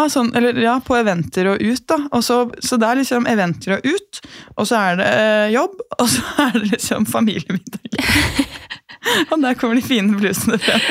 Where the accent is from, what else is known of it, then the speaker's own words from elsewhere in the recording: Gol, Buskerud, Norway; moved away; jeg hadde bodd hjemme på Gol